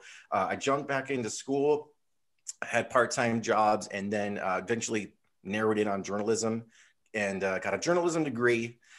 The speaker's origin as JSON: {"language": "English", "region": "Connecticut", "country": "United States", "tie": "born or raised there", "lives_now": "California, United States", "said": "I grew up in Connecticut. Winters were harsh, and my dream was always to come to California."}